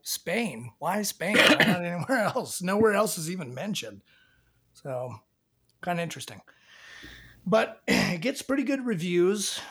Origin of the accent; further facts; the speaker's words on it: Washington, United States; growing up in Washington